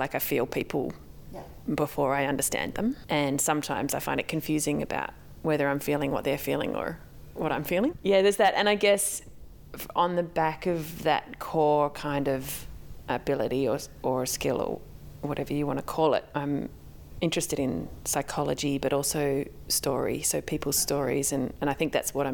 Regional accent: Melbourne, Victoria, Australia; now in Jaara country, Australia; I live on Jarra country, but I grew up in Naam in Melbourne

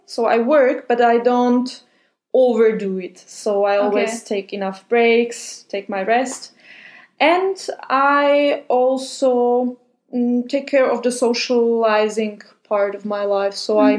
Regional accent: Slovakia; moved away as an adult; also born or lived in Austria / Spain; now in Germany; So I was born in Slovakia.

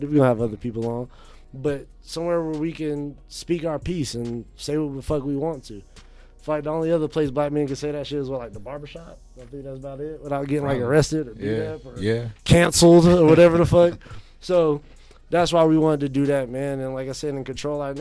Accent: North Carolina, United States; now in Phoenix, United States; I'm from North Carolina

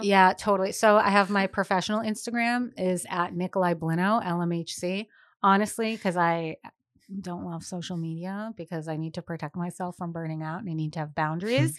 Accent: Boston, Massachusetts, United States; now in Rhode Island, United States; being a Bostonian who's now Rhode Islander for many years

